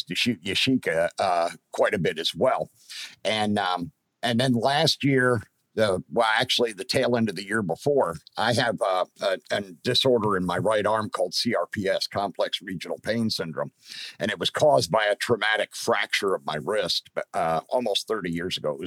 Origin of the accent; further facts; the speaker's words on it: Pennsylvania, United States; moved away; my home state of Pennsylvania